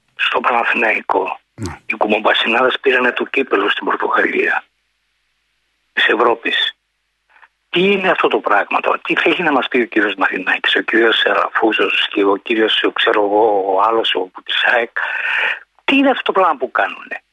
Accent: Patras, Western Greece, Greece; είμαι πατρινός

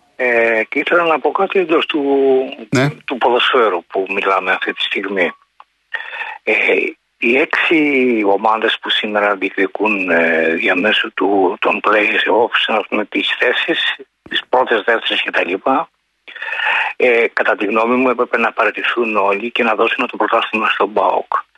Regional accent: Patras, Western Greece, Greece; είμαι πατρινός

